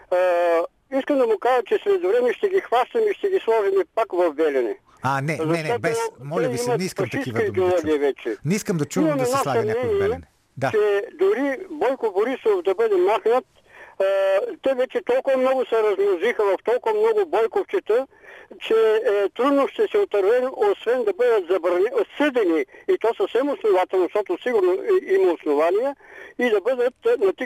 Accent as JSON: {"language": "Bulgarian", "town": "Silistra", "region": "Silistra Province", "country": "Bulgaria", "said": "аз съм от Силистра"}